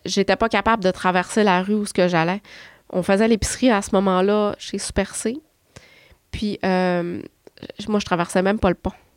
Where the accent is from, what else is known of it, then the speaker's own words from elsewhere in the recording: Chicoutimi, Quebec, Canada; je suis de Chicoutimi